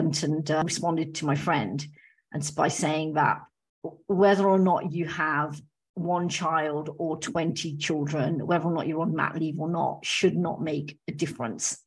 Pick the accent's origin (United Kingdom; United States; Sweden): United Kingdom; I'm of Indian background, but I'm British